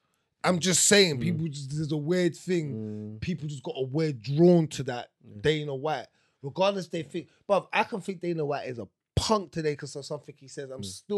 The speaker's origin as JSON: {"language": "English", "region": "England", "country": "United Kingdom", "said": "I'm going to say I'm from England. I've got the whole England backing me."}